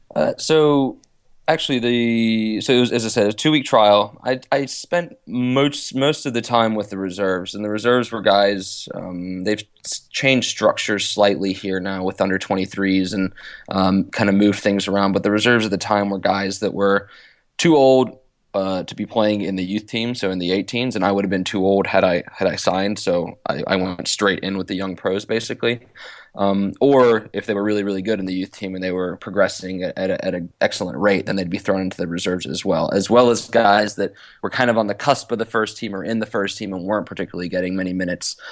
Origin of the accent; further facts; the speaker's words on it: Roanoke, Virginia, United States; moved away as an adult; now in England; I grew up in Roanoke, Virginia